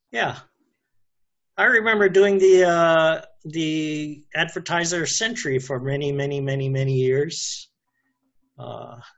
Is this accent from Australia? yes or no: no; Chicago, Illinois, United States; I grew up in Chicago where DeVry started.